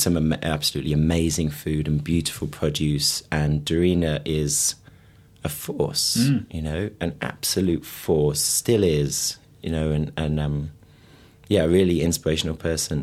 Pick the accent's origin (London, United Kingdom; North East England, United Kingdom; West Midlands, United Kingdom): West Midlands, United Kingdom; Birmingham; I'm from Birmingham, you know, quite in the city